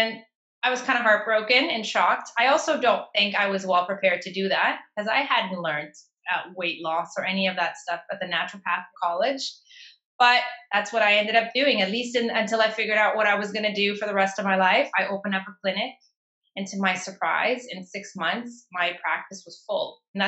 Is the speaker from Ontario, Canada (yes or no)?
yes; Toronto, Ontario, Canada; And to my luck, I was living in Toronto at the time. I was raised in Toronto.